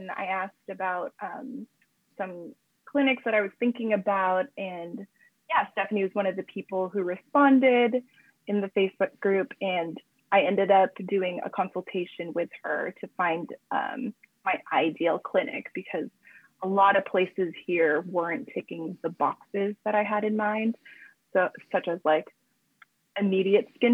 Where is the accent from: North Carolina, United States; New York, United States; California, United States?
California, United States; moved away as an adult; now in Japan; we're both from California, we're both Americans